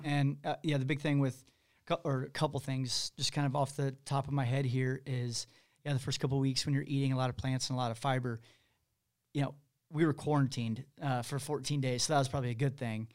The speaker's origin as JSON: {"language": "English", "town": "Kansas City", "region": "Missouri", "country": "United States", "said": "I'm from Missouri, I'm from Kansas City."}